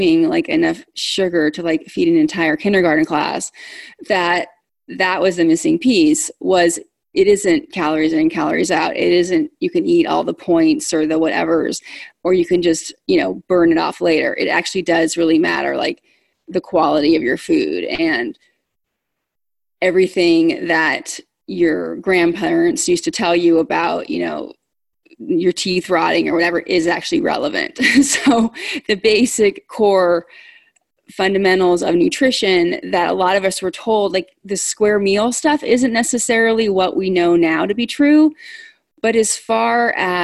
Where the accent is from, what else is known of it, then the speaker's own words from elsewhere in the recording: California, United States; I was a kid growing up in California